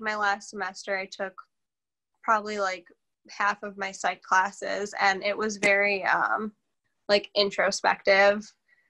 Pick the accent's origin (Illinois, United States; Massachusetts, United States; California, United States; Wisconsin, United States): Wisconsin, United States; Racine; also born or lived in Milwaukee / South Milwaukee; I am from Racine, Wisconsin. I was born in Milwaukee. I was raised in Racine. And then I came to South Milwaukee for high school.